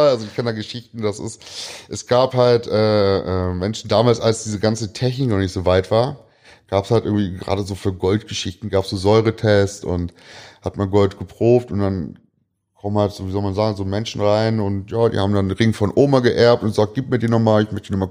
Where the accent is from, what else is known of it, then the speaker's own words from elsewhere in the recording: Braunschweig, Lower Saxony, Germany; born there; ich bin ja gebürtiger Braunschweiger, habe aber in der Stadt sehr wenig gelebt